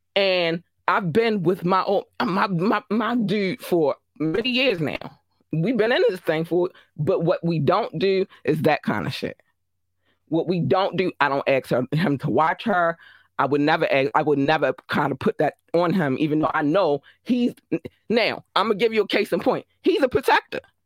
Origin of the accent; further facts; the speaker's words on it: Baltimore, Maryland, United States; I'm from Baltimore.